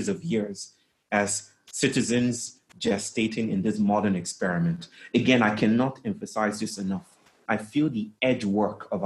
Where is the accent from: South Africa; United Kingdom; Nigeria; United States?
Nigeria; I grew up in Nigeria most of the time. We traveled a lot, but I grew up in Nigeria